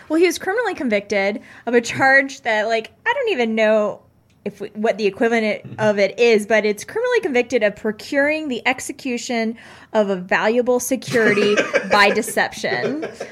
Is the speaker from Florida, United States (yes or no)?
yes; Pensacola, Florida, United States; I grew up in Pensacola